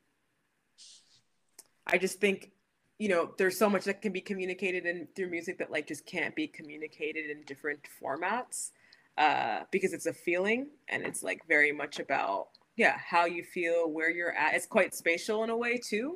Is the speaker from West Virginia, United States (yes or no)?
no; New York, United States; growing up in the States and also growing up in New York